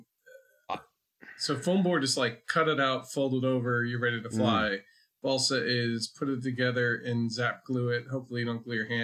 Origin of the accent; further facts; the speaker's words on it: Connecticut, United States; now in the Carolinas, United States; I grew up in Connecticut, so it's very much the land of the ice skate